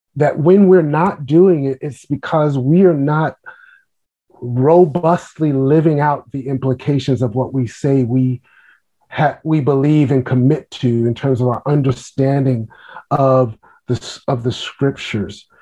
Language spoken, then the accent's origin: English; New York City, New York, United States; now in Washington, D.C., United States; I am a native New Yorker. I grew up in Brooklyn, New York